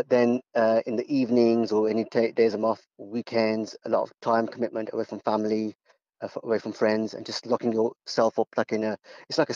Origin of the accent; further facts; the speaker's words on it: Wolverhampton, West Midlands, United Kingdom; I'm born and bred in Wolverhampton.